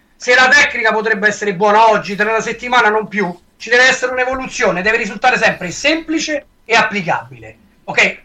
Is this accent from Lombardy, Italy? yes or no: no; Rome, Lazio, Italy; accent: Roman; con la mia parlata romana